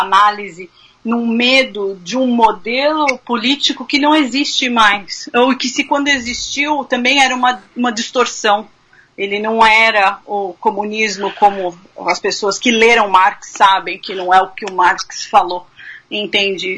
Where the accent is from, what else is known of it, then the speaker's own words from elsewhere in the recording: Brazil; moved away as an adult; now in Kentucky, United States; a gente vive no Brasil